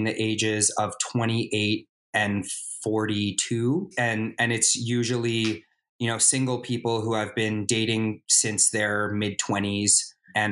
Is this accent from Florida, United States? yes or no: no; Los Angeles, California, United States; I am from Los Angeles, California. I live in Los Angeles, California. I've been told I'm a bit of a unicorn because apparently there aren't a lot of people who are actually from LA, but I'm one of them.